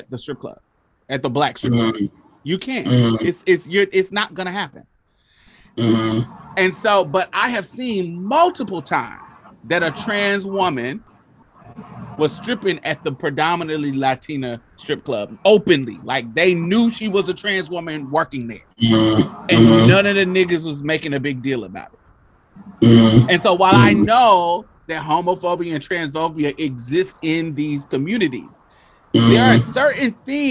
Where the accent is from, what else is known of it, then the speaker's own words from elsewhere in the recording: Indianapolis, Indiana, United States; moved away as an adult; also born or lived in Mississippi; I grew up in Indianapolis, but I went to Mississippi when I was fucking 18. And I stayed there for 12 years, 10 years.